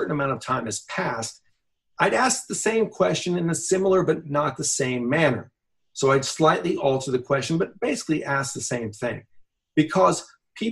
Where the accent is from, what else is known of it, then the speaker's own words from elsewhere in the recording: United States; growing up in America